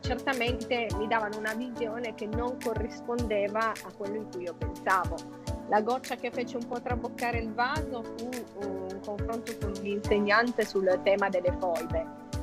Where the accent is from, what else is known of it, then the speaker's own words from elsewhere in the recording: Turin, Piedmont, Italy; io sono torinese